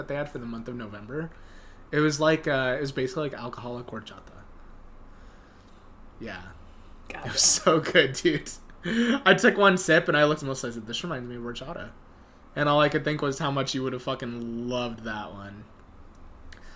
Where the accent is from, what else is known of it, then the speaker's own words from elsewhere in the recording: United States; we're from America